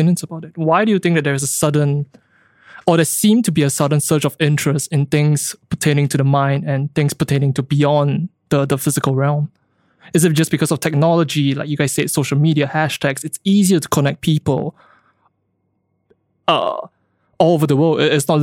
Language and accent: English; Singapore; growing up in Singapore, going through the education system